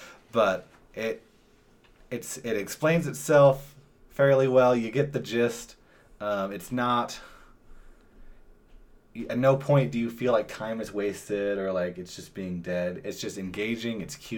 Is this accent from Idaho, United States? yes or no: yes; Idaho, United States; I'm from Idaho. I think you can guess who I went to high school with.